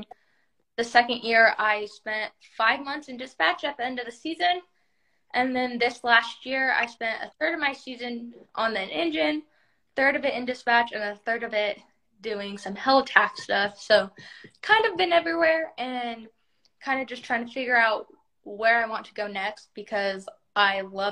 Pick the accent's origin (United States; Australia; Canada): United States; Idaho; now in Nevada, United States; I grew up in Idaho